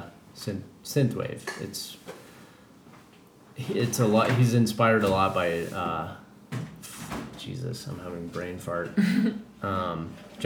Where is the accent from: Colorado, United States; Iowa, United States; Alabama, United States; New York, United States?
Colorado, United States; now in California, United States; I'm from Colorado